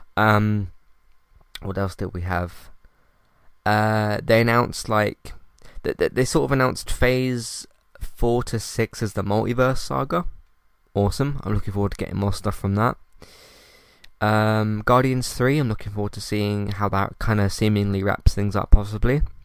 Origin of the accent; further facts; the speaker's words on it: United Kingdom; I'm British